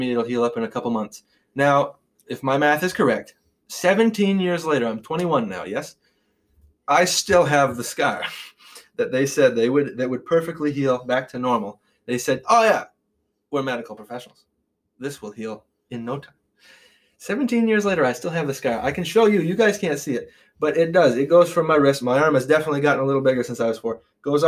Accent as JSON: {"language": "English", "town": "Irasburg", "region": "Vermont", "country": "United States", "said": "I'm from Irisburg, it does border Brownington."}